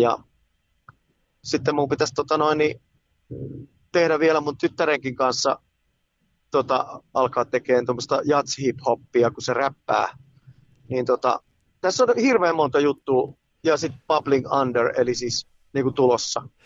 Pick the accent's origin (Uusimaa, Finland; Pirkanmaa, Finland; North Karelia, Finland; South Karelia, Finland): Pirkanmaa, Finland; Tampere; moved away as an adult; now in Helsinki, Finland; mä oon syntynyt keskussairaalassa ja sitten Raholassa pienenä poikana ja sitten muutettiin Kirjavaisen kadulle Ruotulaa ja Messukylä yhteiskoulua